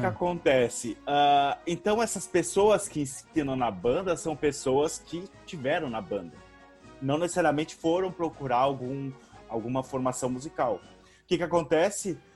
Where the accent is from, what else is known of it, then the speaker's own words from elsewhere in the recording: Rio Grande, Rio Grande do Sul, Brazil; moved away; also born or lived in Porto Alegre / Santa Catarina / Sergipe / Roraima; eu fui para o sul do estado, em, na cidade de Rio Grande, na, no Rio Grande do Sul mesmo, uh, onde eu morei desde os cinco anos